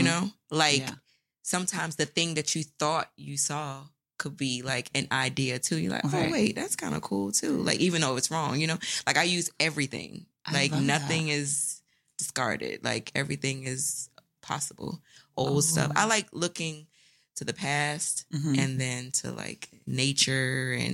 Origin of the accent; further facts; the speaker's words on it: St. Petersburg, Florida, United States; I'm from Florida, St. Petersburg, Florida